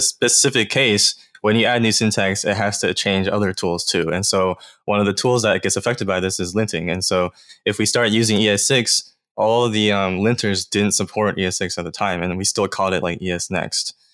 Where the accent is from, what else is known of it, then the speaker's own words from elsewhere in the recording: Atlanta, Georgia, United States; I'm actually originally from Georgia, like Atlanta area